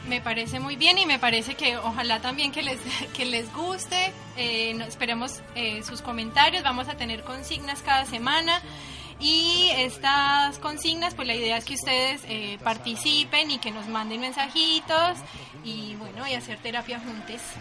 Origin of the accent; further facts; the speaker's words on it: Colombia; moved away as an adult; also born or lived in Buenos Aires, Argentina; now in Uruguay; soy colombiana